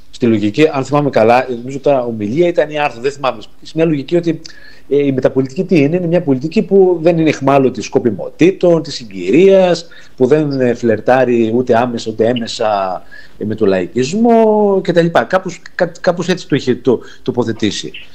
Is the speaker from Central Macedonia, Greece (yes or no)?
no; Arta, Epirus, Greece; Εγώ είμαι από την Άρτα